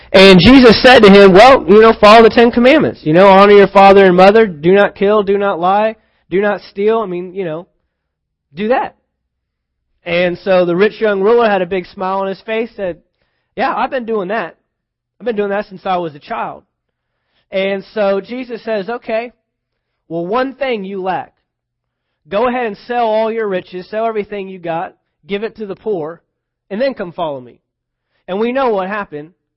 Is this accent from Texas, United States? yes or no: yes; Texas, United States; I'm from Texas.